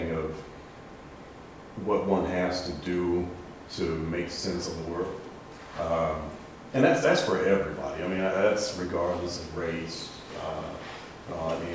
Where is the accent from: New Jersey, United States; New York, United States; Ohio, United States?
Ohio, United States; Dayton; I'm originally from Dayton, Ohio